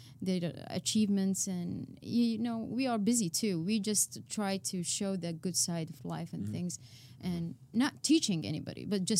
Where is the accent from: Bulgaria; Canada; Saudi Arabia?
Saudi Arabia; English is a second language; moved away as an adult; now in United States; I'm from Saudi Arabia